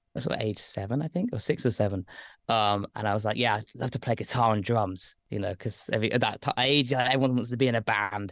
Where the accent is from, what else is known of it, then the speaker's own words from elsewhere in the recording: Lichfield, West Midlands, United Kingdom; moved away as an adult; now in London, United Kingdom; I grew up in Staffordshire. Uh, I'm from a place called Lichfield